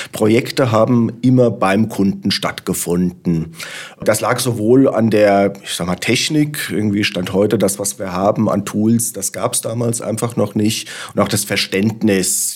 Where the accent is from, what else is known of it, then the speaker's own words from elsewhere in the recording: Frankfurt am Main, Hesse, Germany; als gebürtiger Frankfurter